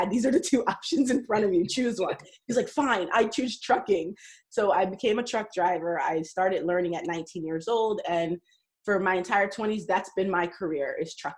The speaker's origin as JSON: {"language": "English", "region": "New York", "country": "United States", "tie": "born or raised there", "said": "I grew up in New York"}